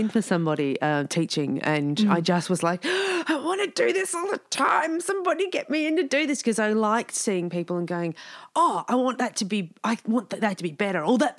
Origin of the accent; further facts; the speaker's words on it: Dandenong, Victoria, Australia; But I'm from Dandenong